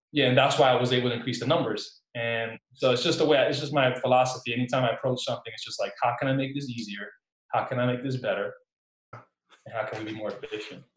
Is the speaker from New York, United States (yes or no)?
no; Newark, New Jersey, United States; I actually grew up in Newark, New Jersey, born and raised Newark, New Jersey.